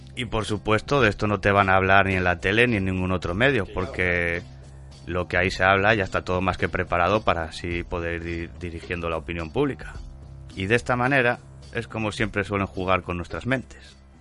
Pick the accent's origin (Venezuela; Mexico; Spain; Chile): Spain; Avilés, Asturias; yo nací en el hospital de Avilés